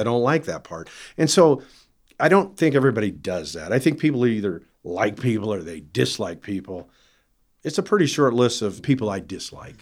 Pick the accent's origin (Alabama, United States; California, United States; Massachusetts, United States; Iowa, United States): Iowa, United States; growing up in Iowa